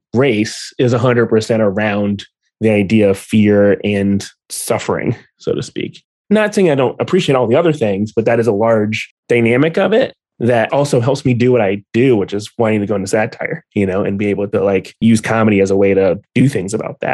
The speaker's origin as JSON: {"language": "English", "region": "the South", "country": "United States", "tie": "born or raised there", "said": "my large relationship to being Black is growing up in the South"}